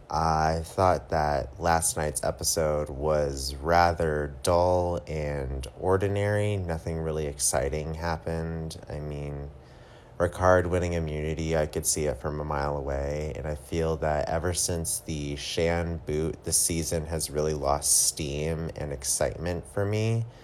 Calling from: Florida, United States; I'm from Florida. Huge fan of the podcast.

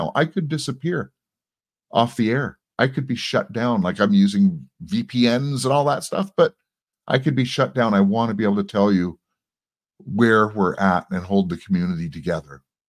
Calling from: Toronto, Ontario, Canada; First of all, I'm broadcasting from Toronto, Canada.

